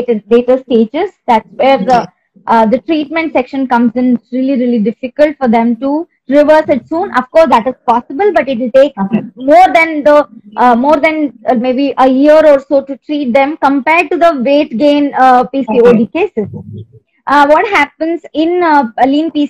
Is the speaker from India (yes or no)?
yes; Karnataka, India; I'm from Karnataka